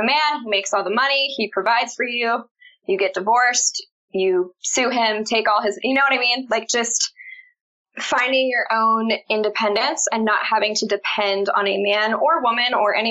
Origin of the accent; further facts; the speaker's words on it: Baltimore, Maryland, United States; I'm from Baltimore, Maryland